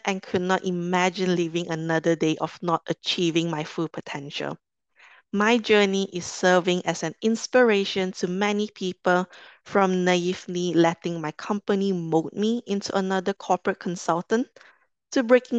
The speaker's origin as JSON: {"language": "English", "region": "Kuala Lumpur", "country": "Malaysia", "also_born_or_lived": "London", "moved": "as an adult", "said": "I'm originally from Malaysia, from Kuala Lumpur"}